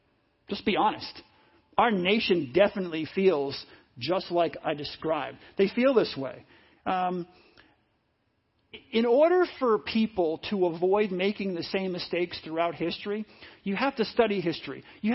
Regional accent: United States; I'm blessed to be born here. God never promised I'd be born here, but I was born in America.

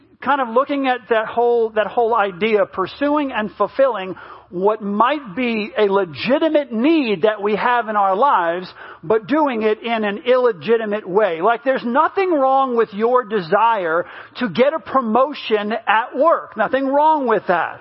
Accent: United States; moved away; I grew up in New York, New Jersey when I was younger

